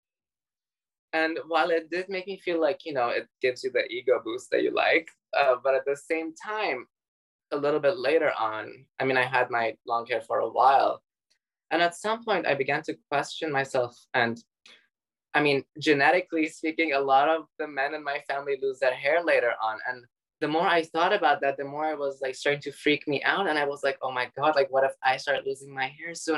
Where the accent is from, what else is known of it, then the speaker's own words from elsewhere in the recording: Dubai, United Arab Emirates; also born or lived in Iran; I was born in Iran and then we grew up in Dubai together.